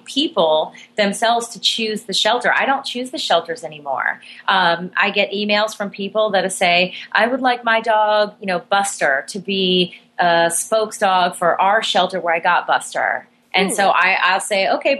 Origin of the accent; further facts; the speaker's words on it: Miami, Florida, United States; my hometown shelter in Miami, Florida